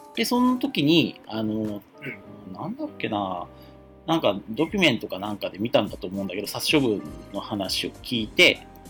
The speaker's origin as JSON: {"language": "Japanese", "country": "Japan", "tie": "born or raised there", "said": "現代の日本に生まれてる"}